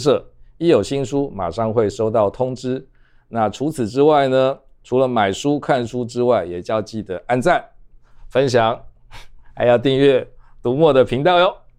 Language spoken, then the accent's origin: Chinese; Taipei, Taiwan; 我们台北人常去什么龟吼啊，嗯，伏击渔港啊